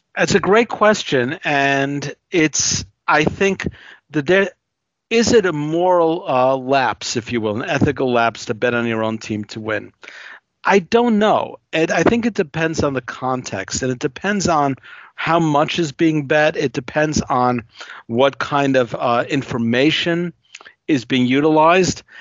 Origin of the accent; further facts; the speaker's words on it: New Yorker, United States; as a New Yorker